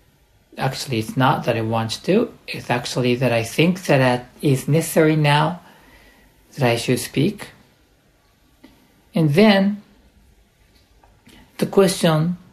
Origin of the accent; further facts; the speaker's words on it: United States; also born or lived in United Kingdom; now in Japan; I grew up in the United States